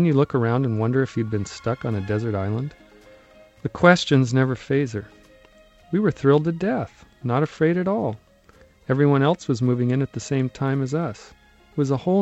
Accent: Mediterranean California, United States; she was determined to invent this Irishness for us in the middle of Mediterranean California

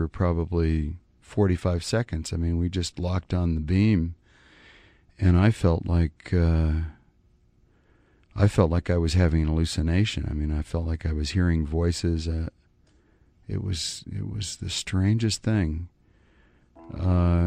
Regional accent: a little town in Wyoming, United States; now in New York, United States; I'm from a little town in Wyoming, which is kind of like British Columbia

